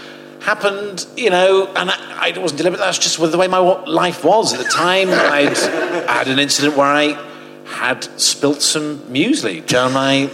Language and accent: English; Portsmouth, South East England, United Kingdom; also born or lived in Oxford; I grew up in Portsmouth.